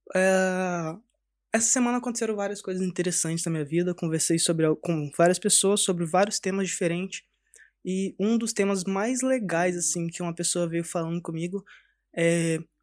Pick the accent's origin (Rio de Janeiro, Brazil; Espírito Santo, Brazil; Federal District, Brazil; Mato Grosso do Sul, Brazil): Espírito Santo, Brazil; Cariacica; Eu cresci lá no Espírito Santo, sou do Espírito Santo, de Cariacica, perto de Vitória.